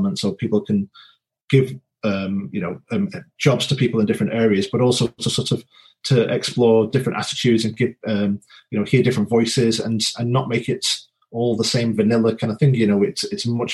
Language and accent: English; Wigan, North West England, United Kingdom; also born or lived in Northumberland; now in Leatherhead, United Kingdom; I grew up in Wigan in the north